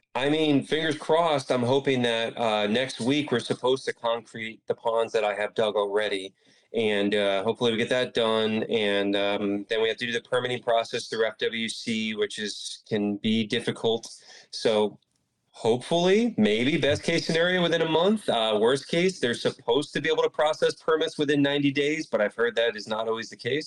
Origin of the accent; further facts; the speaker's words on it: Palm Bay, Florida, United States; also born or lived in Miami, Florida; I'm from Palm Bay, Florida. That's where I was born and raised.